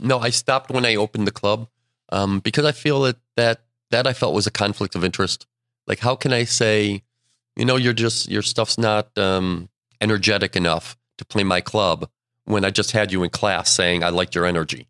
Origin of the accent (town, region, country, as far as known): Buffalo, New York, United States; born or raised there; moved away